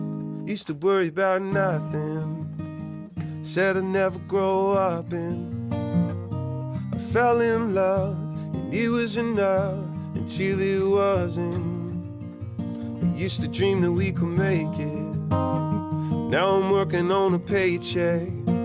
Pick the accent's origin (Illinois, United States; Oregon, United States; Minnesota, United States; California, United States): Oregon, United States; Eugene; I think it's more interesting to talk about that in the way that I grew up in Eugene, Oregon.